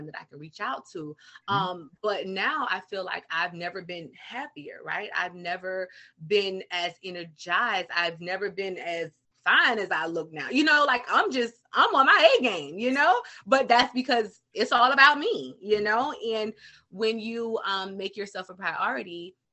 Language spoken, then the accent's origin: English; the South, United States; I'm from the South, so it's sugar down here